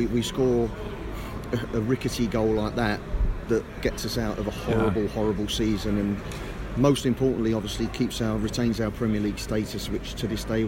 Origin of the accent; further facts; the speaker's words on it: Wimbledon, London, United Kingdom; The game, when I look back at it, I was raised in Wimbledon.